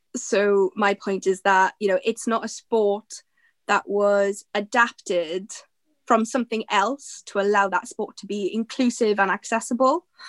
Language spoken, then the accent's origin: English; Aberdeen, Scotland, United Kingdom; I'm from Aberdeen